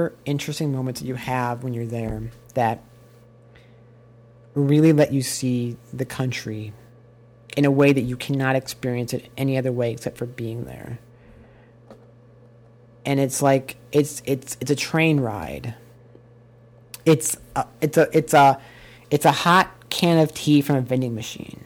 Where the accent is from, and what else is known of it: United States; also born or lived in Japan